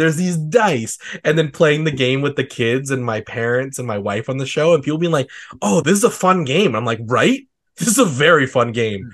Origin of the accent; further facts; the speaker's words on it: Calgary, Alberta, Canada; like me